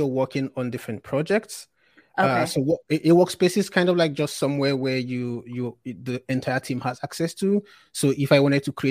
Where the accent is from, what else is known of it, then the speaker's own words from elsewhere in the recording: Nigeria; I worked at a fintech startup in Nigeria, which is my home country.